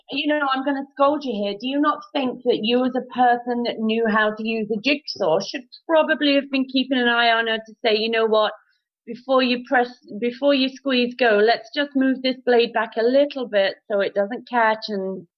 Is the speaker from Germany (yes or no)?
no; United Kingdom; now in Canada; in the UK